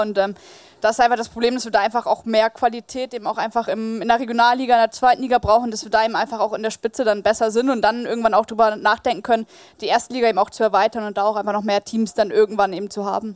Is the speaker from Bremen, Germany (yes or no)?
yes; Bremen, Germany; moved away as an adult; now in Wolfsburg, Germany; Bin nahe meiner Heimat Bremen